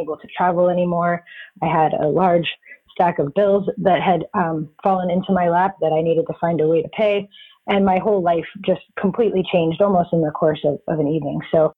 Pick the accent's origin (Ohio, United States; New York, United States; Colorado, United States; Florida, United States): Florida, United States; also born or lived in Texas / Georgia / Washington State / California; I am originally from Florida, but it's kind of hard to say where I'm really from because I've moved so much. I've lived in Texas, Georgia, Washington State, California, and now I live in North Carolina.